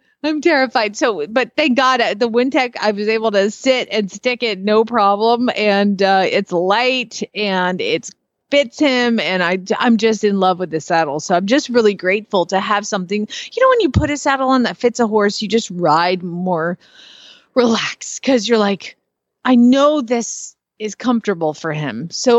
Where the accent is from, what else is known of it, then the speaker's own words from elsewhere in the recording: Arizona, United States; and I'm from Arizona.